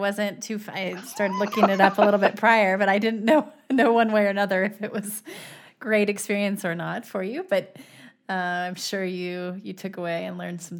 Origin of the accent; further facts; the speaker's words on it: San Diego, California, United States; now in South Dakota, United States; I'm in South Dakota and I came from San Diego.